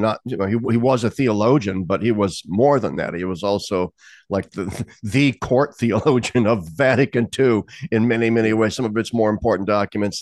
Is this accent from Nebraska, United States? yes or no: yes; Lincoln, Nebraska, United States; moved away; my hometown of Lincoln, Nebraska